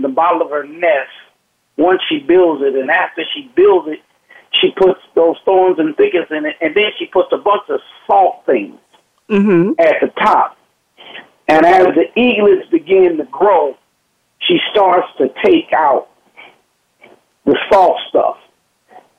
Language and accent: English; Compton, California, United States; growing up in Compton, I'll tell it like it is, growing up in Compton, life is different